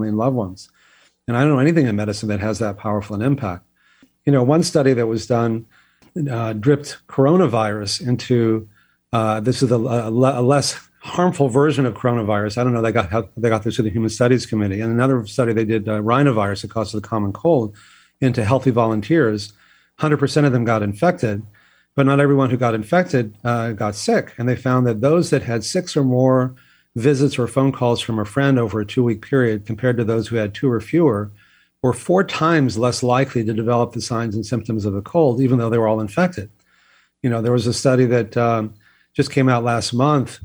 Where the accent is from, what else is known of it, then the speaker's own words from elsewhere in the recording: Texas, United States; I grew up in Texas